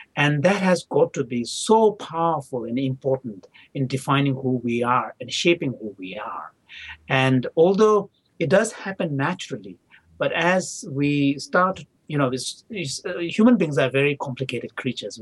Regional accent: India; English is a second language; also born or lived in Tibet / Dharamsala / South India; I was barely a year when my parents left, so I don't have any childhood memory of Tibet. But I do have memory of uh, my early childhood in northern India.

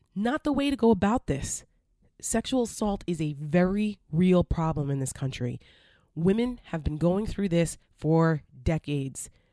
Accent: New Jersey, United States; I grew up in Jersey right over the bridge

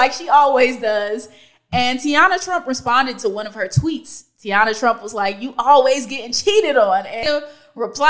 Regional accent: California, United States; in middle school, growing up in Cali

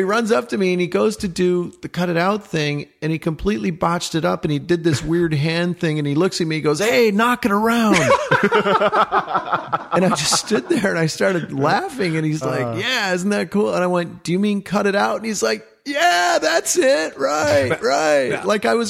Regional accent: Michigan, United States; we're both from Michigan.

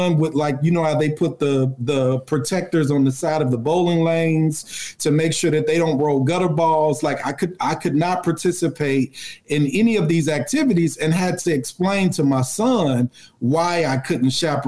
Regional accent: Chicago, Illinois, United States; Where I grew up on the South Side

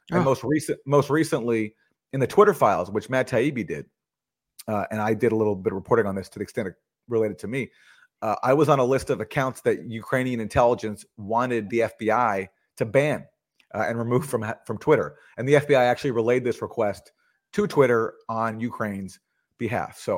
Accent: Canada; Max is from the U.S. I'm from Canada.

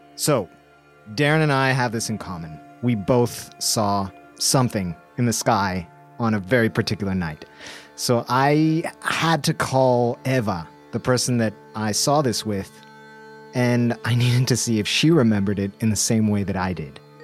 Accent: Bolivia; my home country, Bolivia

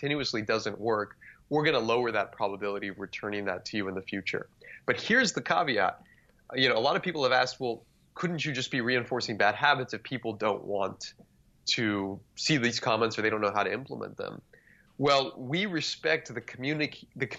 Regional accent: South Texas, United States; grew up in South Texas, about 20 minutes from the Mexican border.

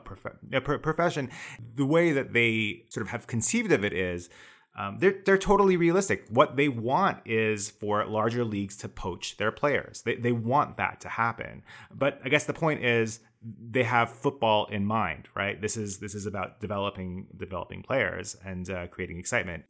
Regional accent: Canada; I'm Canadian

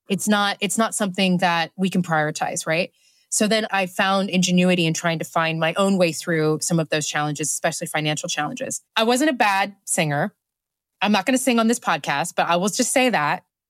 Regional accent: Oklahoma, United States; moved away as an adult; now in London, United Kingdom; out in the country, in Oklahoma, is a predominantly white community

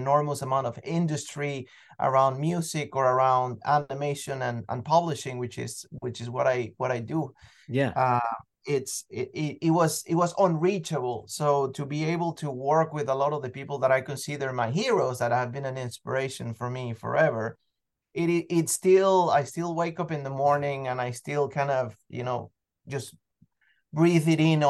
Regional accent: Venezuela; I mean, look, I'm originally from Venezuela, so I've always loved music more than anything else

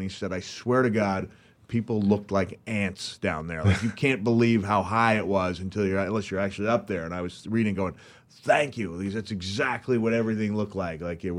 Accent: Memphis, Tennessee, United States; And growing up in Memphis, like you said, you would look at it, and how did you term it?

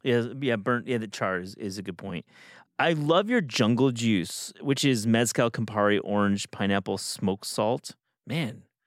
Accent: Kalamazoo, Michigan, United States; my hometown in, in Kalamazoo, Michigan.

